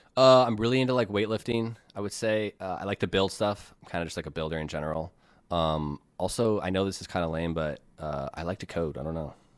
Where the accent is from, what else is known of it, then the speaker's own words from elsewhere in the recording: United States; I'm American